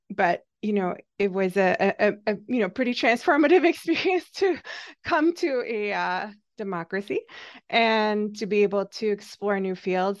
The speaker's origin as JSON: {"language": "English", "country": "Hungary", "tie": "born or raised there", "moved": "as an adult", "lives_now": "United States", "said": "so I am Hungarian, I grew up in Hungary, um, still under the Soviet occupation"}